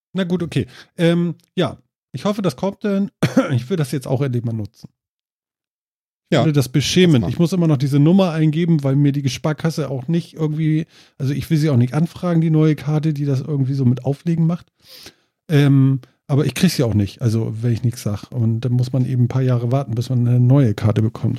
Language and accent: German; Germany; Als Deutscher